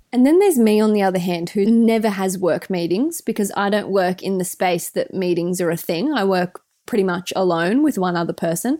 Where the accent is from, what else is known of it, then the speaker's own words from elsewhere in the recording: Australia; accent: Aussie; our Aussie accents